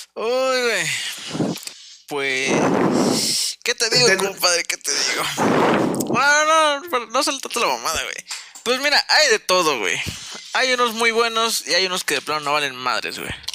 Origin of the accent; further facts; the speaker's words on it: central Mexico, Mexico; Nosotros somos parte céntrica de México